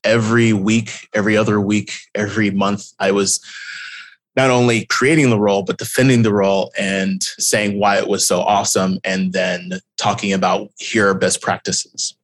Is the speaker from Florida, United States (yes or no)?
no; Houston, Texas, United States; moved away as an adult; also born or lived in Austin, Texas; I grew up in Houston, Texas